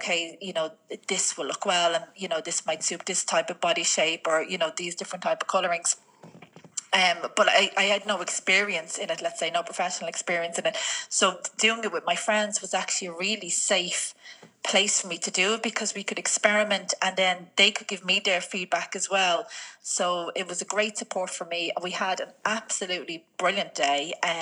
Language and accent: English; Dublin, Leinster, Ireland; moved away as an adult; also born or lived in Spain; now in Kildare, Ireland; We grew up together in East Wall.